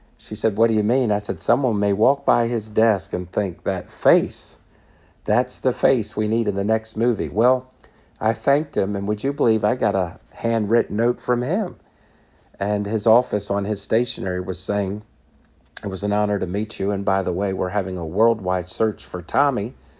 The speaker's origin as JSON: {"language": "English", "town": "Washington", "region": "District of Columbia", "country": "United States", "tie": "born or raised there", "said": "I was born on Capitol Hill"}